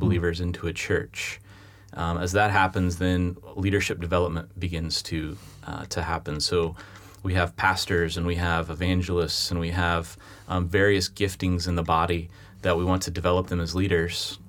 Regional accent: United States; moved away as an adult; now in London, United Kingdom; as an American

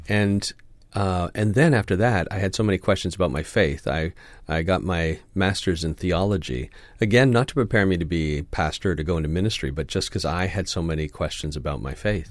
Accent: Canada; my passport says I'm Canadian

